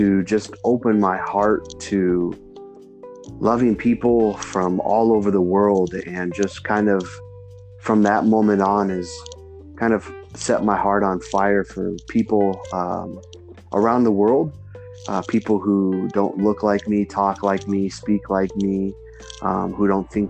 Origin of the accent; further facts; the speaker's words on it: Arizona, United States; I was born and raised in Arizona, and I've lived here my whole life